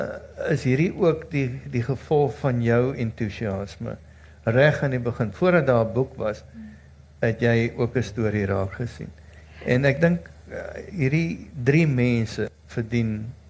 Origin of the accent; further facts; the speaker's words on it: South Africa; ons as Suid-Afrikaners